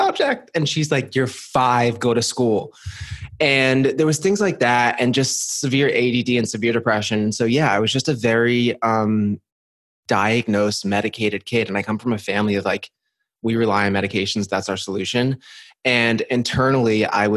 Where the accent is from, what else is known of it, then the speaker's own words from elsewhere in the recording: New Jersey, United States; I'm from New Jersey.